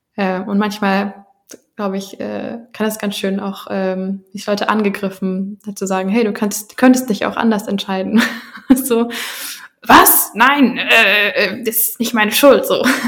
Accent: Germany; bei meiner ganz eigenen Identität irgendwie und Geschichte so als Deutsche

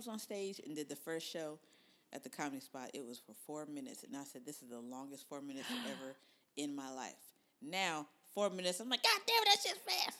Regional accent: Columbus, Ohio, United States; moved away as an adult; now in Phoenix, United States; I'm from Columbus, Ohio.

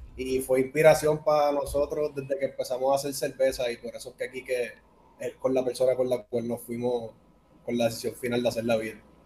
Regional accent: Puerto Rico; Yo soy puertorriqueño

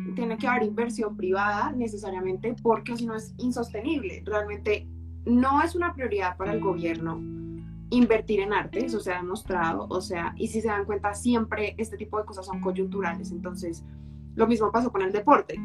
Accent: Colombia; soy colombiana, he vivido toda la vida en Colombia

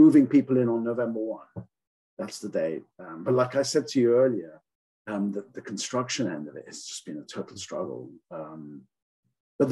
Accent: England, United Kingdom; now in United States; I grew up in England. I'm not from New Zealand.

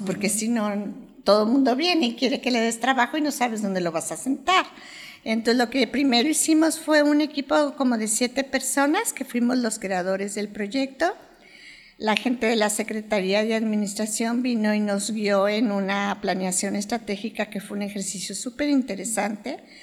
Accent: Guadalajara, Jalisco, Mexico; soy de Guadalajara

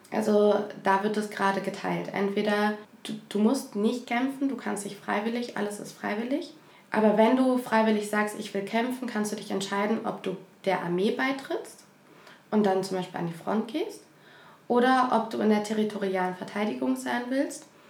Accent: Ukraine; also born or lived in Germany; now in Berlin, Germany; ich bin Ukrainerin

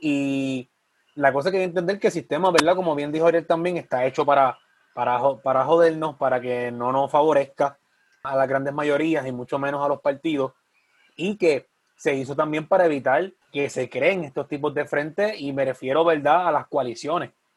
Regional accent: Sabana Grande, Puerto Rico; mi pueblo de Sabana Grande

